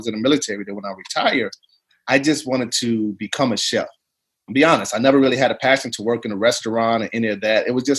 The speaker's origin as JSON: {"language": "English", "town": "East St. Louis", "region": "Illinois", "country": "United States", "tie": "born or raised there", "moved": "as an adult", "said": "I was born and raised in East St. Louis. Did my 18 years there and joined the military."}